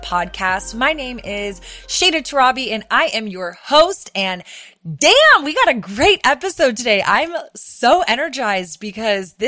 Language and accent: English; Austin, Texas, United States; my hometown in Austin